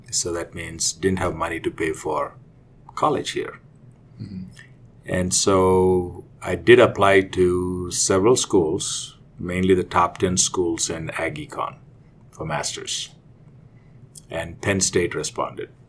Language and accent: English; India; moved away as an adult; now in United States; we'll we'll go back from the uh, time I was growing up in India. Um, I did my undergrad in India, in uh, believe it or not, in agriculture. So when I finished my undergrad, I really wanted to come to the U.S.